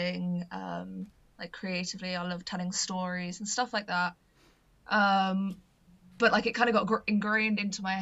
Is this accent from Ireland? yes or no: no; Gloucester, South West England, United Kingdom; I'm originally from Gloucester, so it's, like, really kind of close to home